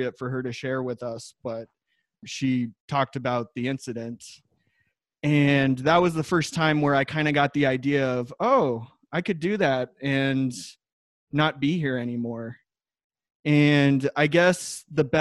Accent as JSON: {"language": "English", "town": "Wheat Ridge", "region": "Colorado", "country": "United States", "tie": "born or raised there", "also_born_or_lived": "Iowa / Denver, Colorado", "said": "I am from Wheat Ridge, Colorado"}